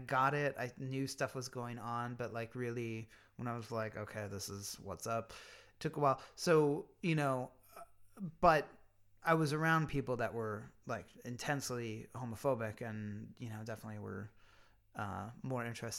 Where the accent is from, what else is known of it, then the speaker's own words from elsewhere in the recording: Pennsylvania, United States; There's a lot I like about Pennsylvania now and where I grew up now.